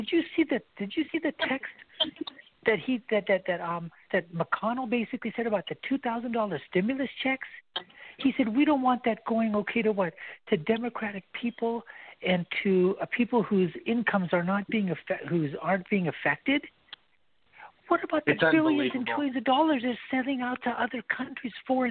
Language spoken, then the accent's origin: English; United States; I'm an American here, you know, born and bred in this country.